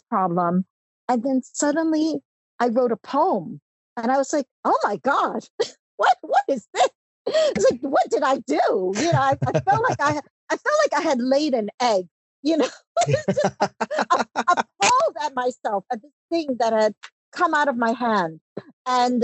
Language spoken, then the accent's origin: English; New York City, New York, United States; English is a second language; also born or lived in Hong Kong; We moved from Hong Kong to the US when I was 5 years old, and we were just really, really poor. We were working class poor immigrants. And I lived in an apartment in Brooklyn